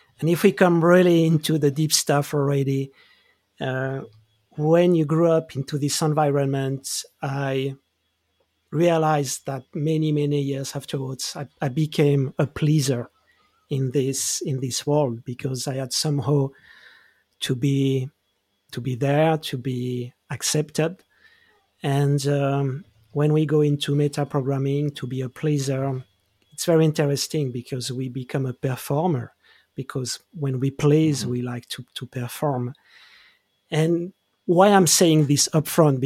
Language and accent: English; Geneva, Switzerland; I grew up in Switzerland. I grew up in Geneva